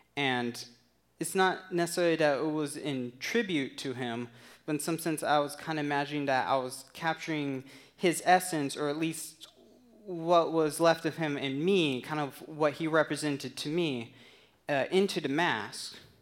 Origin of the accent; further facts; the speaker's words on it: Tucson, Arizona, United States; moved away; Tucson, Arizona, which is my hometown. That's where I grew up.